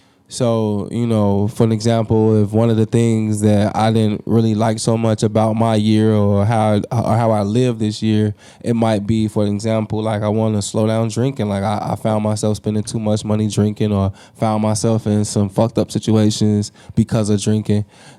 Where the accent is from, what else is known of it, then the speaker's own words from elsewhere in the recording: DeKalb, Illinois, United States; I come from DeKalb just like you, so I know what that drive is like.